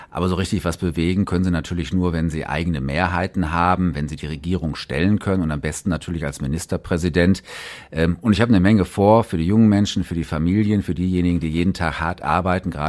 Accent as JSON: {"language": "German", "town": "Essen", "region": "North Rhine-Westphalia", "country": "Germany", "tie": "born or raised there", "said": "Geboren am 12. Juni 1968 im Filippo-Stift Krankenhaus in Essen-Borbeck, aufgewachsen in Essen-Borbeck."}